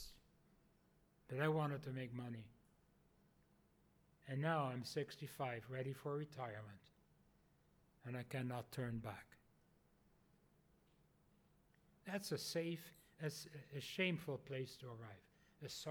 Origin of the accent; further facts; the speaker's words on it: Netherlands; moved away; originally from the Netherlands.